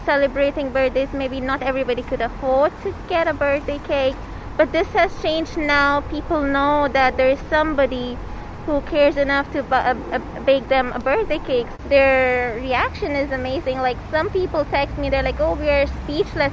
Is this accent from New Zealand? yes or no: yes; New Zealand; now in Ireland; growing up in New Zealand, uh, we'd always been accustomed to kind of some mild tremors.